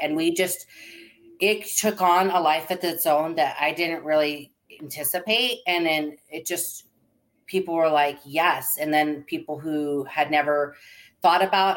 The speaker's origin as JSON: {"language": "English", "town": "Seattle", "region": "Washington", "country": "United States", "tie": "born or raised there", "moved": "as an adult", "lives_now": "Arizona, United States", "said": "my husband and I grew up in Seattle area"}